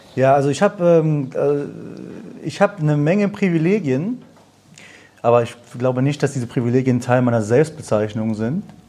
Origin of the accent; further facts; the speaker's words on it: Germany; ich bin geboren, aufgewachsen in Deutschland. Meine Eltern kommen aus dem Iran